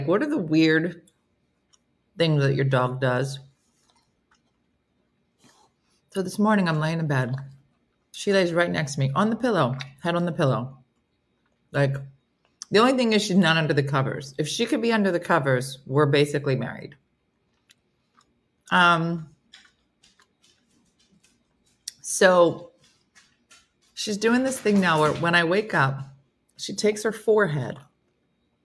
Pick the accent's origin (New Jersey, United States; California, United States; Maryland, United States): New Jersey, United States; I'm from New Jersey